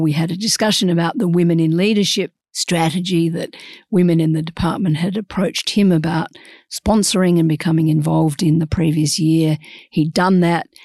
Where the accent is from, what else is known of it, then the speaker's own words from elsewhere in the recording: Australia; we're Australian